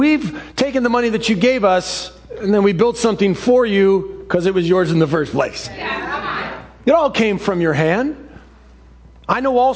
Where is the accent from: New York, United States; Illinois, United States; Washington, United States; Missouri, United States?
Washington, United States; Seattle; The childhood home that I grew up in Ballard that was built in 1918